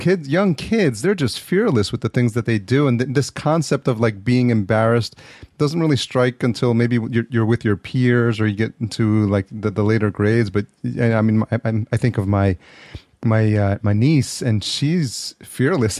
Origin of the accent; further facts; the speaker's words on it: New York, United States; now in Los Angeles, United States; I grew up in New York. I'm in Los Angeles now